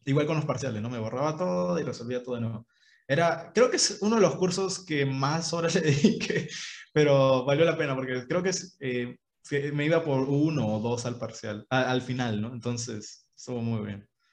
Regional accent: Ica, Peru; yo soy de Ica

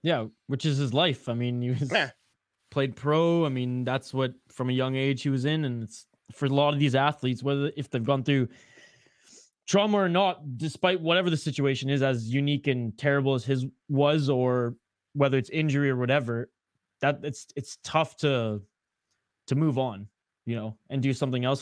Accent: Canada; accent: Canadian; now in Minnesota, United States; my Canadian accent

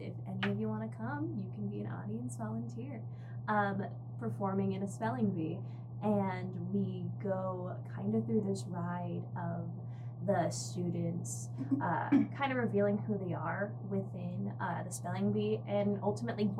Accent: northern Utah, United States; born or raised there

